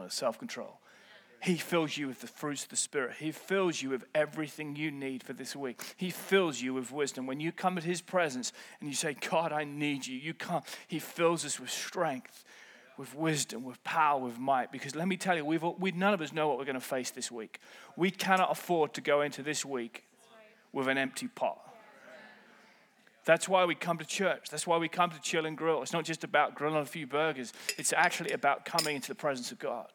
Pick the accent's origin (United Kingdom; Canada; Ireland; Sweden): United Kingdom; I'm British